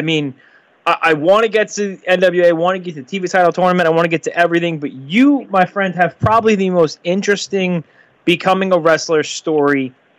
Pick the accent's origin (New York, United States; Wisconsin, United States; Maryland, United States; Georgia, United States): New York, United States; Long Island; I'm from Long Island, you know, about 20 minutes from New York City.